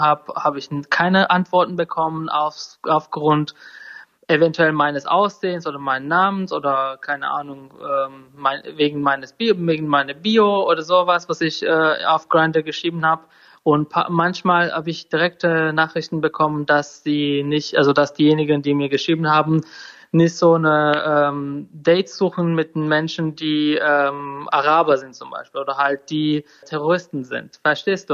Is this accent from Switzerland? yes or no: no; Turkey; German is a second language; moved away as an adult; also born or lived in Sweden; now in Germany; ich komme ja aus der Türkei